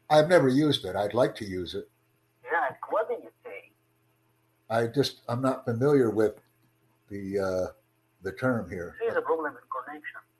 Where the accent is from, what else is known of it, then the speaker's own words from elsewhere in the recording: Egypt; English is a second language; also born or lived in Cairo; I said I'm from Egypt.